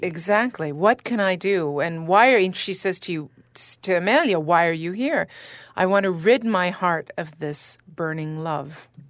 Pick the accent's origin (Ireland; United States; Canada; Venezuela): Canada; I'm Canadian as well